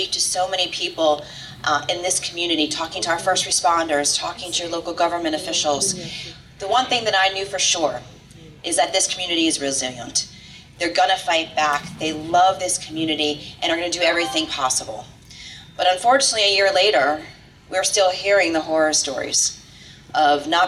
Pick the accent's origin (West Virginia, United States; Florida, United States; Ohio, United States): Florida, United States; Miami; I was born and raised in Miami